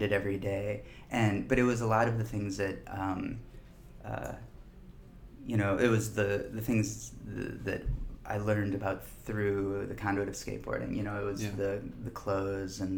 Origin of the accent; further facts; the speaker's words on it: Minneapolis, Minnesota, United States; I grew up in Minneapolis.